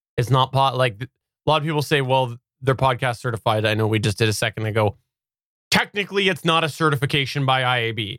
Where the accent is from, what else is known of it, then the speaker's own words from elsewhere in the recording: Canada; accent: West Coaster; I am actually Canadian